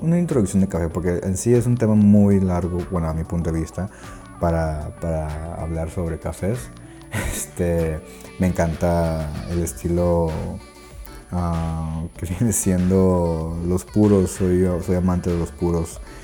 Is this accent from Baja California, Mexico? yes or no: no; Monterrey, Nuevo León, Mexico; soy de Monterrey, Nuevo León, México.